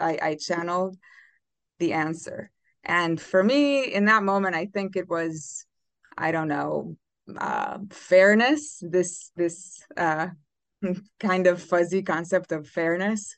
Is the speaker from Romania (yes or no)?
yes; Romania; moved away; I'm originally from Romania